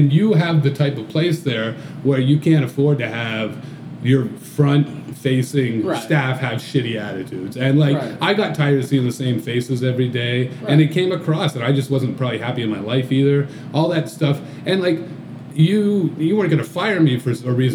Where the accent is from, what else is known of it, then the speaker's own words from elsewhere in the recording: Kingston, Ontario, Canada; Dan and I grew up together in Kingston.